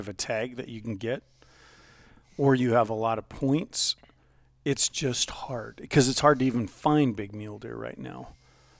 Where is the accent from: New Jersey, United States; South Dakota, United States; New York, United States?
South Dakota, United States; Deadwood; now in Spearfish, United States; I was born in Deadwood